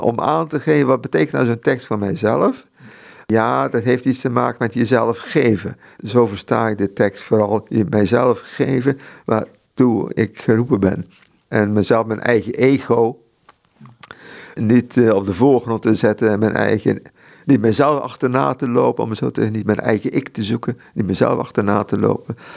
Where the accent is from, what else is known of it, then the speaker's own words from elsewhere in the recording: Netherlands; Ik moet niet als Europeaan als Nederlander daar gaan werken in, in Mexico